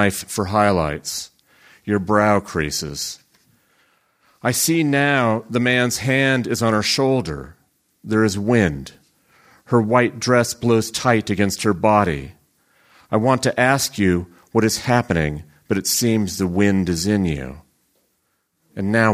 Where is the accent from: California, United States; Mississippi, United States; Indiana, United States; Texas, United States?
California, United States; Central Valley of; I grew up in the Central Valley of California and still live there